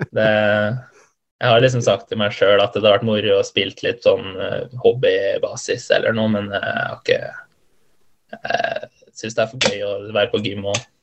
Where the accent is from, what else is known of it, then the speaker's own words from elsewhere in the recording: Halden, Østfold, Norway; jeg er fra Halden